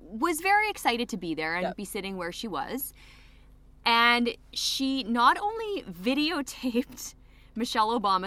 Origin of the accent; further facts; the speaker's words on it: Aberdeen, Saskatchewan, Canada; out in Aberdeen, my hometown